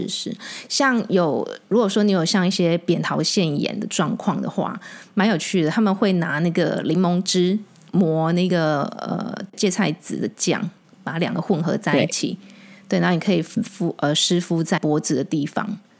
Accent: Taiwan; 我们讲台语

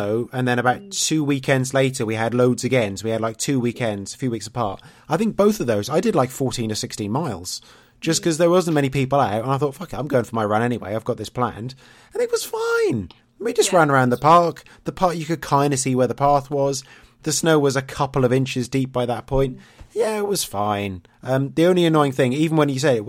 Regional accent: East Anglia, East of England, United Kingdom; I'm from East Anglia, so that's much more East

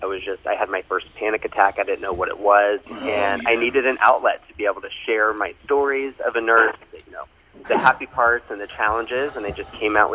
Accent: Orlando, Florida, United States; moved away as an adult; also born or lived in Texas / Seattle / South Carolina; I'm originally from Orlando, Florida

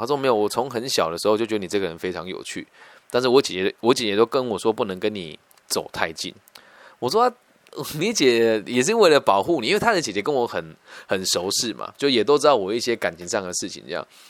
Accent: Taiwan; 我们乡下孩子到城市去念这种比较前面的学校，很容易无法适应啦

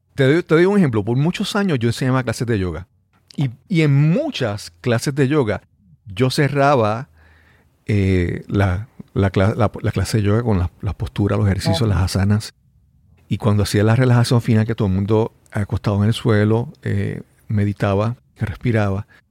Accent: Puerto Rico

